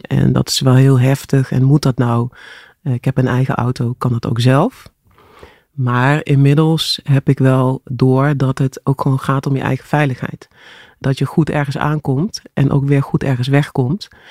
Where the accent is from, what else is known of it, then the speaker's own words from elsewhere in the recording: Grubbenvorst, Limburg, Netherlands; moved away; also born or lived in Horst aan de Maas / Broekhuizen; ik ben geboren in Horst aan de Maas. Ja. En ik ben opgegroeid in uh, Grubbevorst, eh, in de buurt van Venlo.